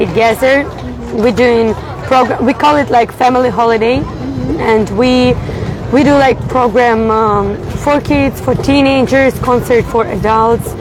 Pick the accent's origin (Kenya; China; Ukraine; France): Ukraine; moved away as an adult; also born or lived in Warsaw, Poland; We've been doing lots of ministry in Ukraine with our parents. We planted few churches there.